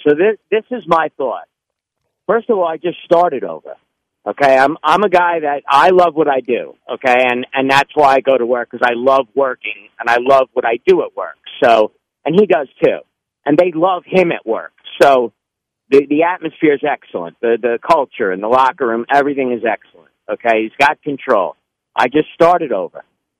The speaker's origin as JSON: {"language": "English", "region": "New York", "country": "United States", "moved": "as an adult", "lives_now": "Spring, United States", "said": "living here now 16 years, I'm a transplant from New York"}